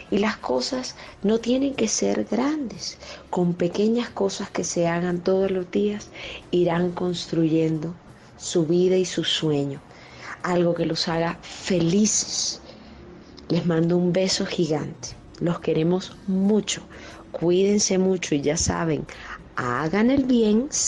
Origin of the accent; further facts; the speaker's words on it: Colombia; yo soy cantante colombiana.